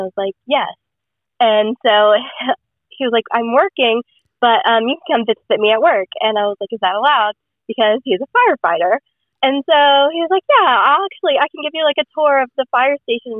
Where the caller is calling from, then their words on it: the South, United States; So I'm just gonna say the Southern United States.